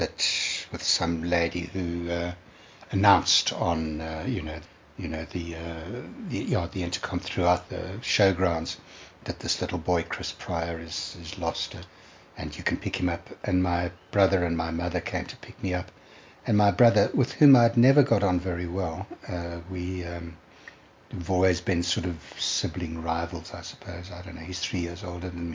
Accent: Durban, KwaZulu-Natal, South Africa; I was born in Durban in 1948

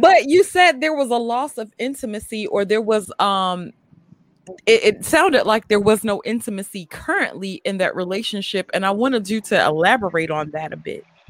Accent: Mississippi, United States; moved away; also born or lived in New York City; I'm originally from Mississippi, and then I moved to New York City

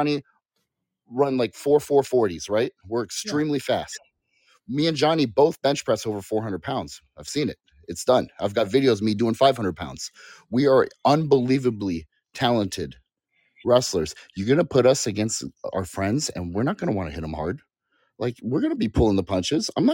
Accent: Hawaii, United States; also born or lived in California; growing up in Hawaii.

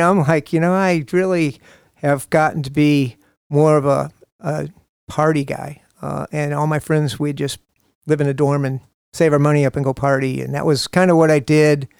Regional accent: Toledo, Ohio, United States; I was born in Toledo, Ohio

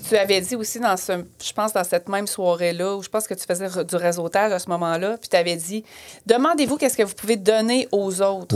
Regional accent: Plessisville, Quebec, Canada; moved away as an adult; also born or lived in Western Canada / Australia; je suis, euh, je suis née à Plessisville, je fais mes études

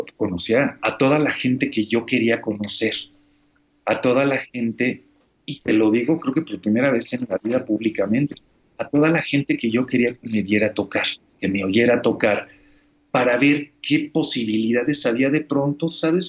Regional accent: Mexico; soy mexicano y soy músico

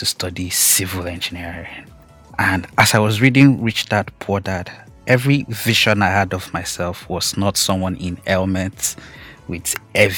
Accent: Akure, Ondo, Nigeria; I grew up in Akure, Ondo State

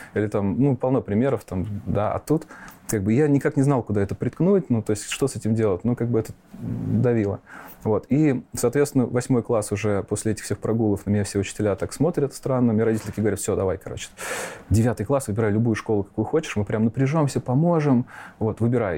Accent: Nizhny Novgorod, Nizhny Novgorod Oblast, Russia; also born or lived in Fryanovo, Moscow Oblast; Я родился в Подмосковье, поселок Фрянов, он там на восток от Москвы. Угу. Вот, и до девяти лет я там прожил, а потом мои родители переехали в Нижний Новгород, и уже школу университета закончил там.

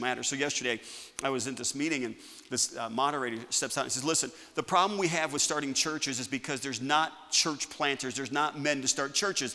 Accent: United States; I'm an American.

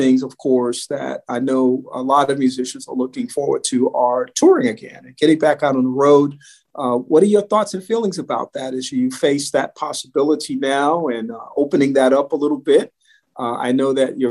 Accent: New York, United States; moved away; We're native New Yorkers. And of course, I grew up in New York many, many years ago, left many, many years ago

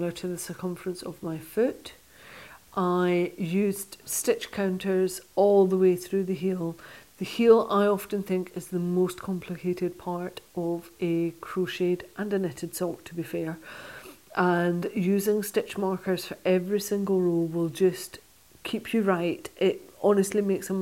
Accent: Stranraer, Scotland, United Kingdom; I used to curl when I was younger, when I was growing up in Stranraer in southwest Scotland.

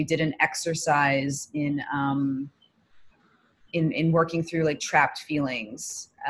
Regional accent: New York, United States; moved away as an adult; now in Israel; I'm originally from New York, but I've been based in Israel for the last 7 years

